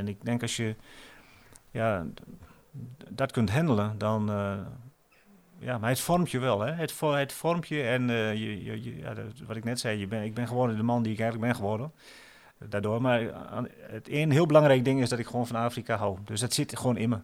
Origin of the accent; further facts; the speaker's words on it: Netherlands; moved away as an adult; also born or lived in Cameroon / Oldenzaal, Netherlands; ik natuurlijk ook wel gewoon nog die Nederlander ben